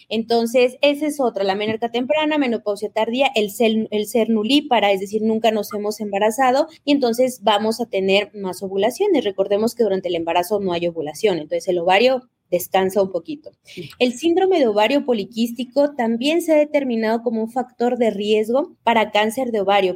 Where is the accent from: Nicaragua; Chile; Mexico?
Mexico; now in Ecuador; yo soy mexicana, siempre les digo orgullosamente mexicana viviendo en el Ecuador